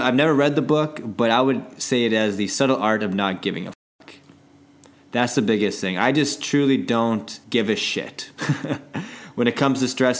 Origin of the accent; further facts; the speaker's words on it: Canada; I'm very Canadian.